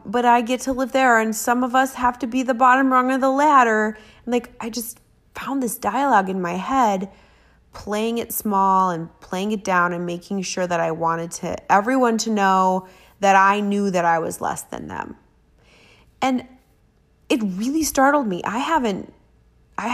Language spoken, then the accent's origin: English; Minnesota, United States; I'm Scandinavian, you know, I'm like from Minnesota